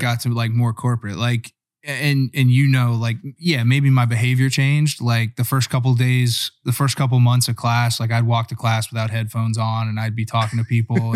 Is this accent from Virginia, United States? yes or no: yes; Virginia, United States; also born or lived in Northeastern Pennsylvania; I was born in Northeastern P A, but grew up in Virginia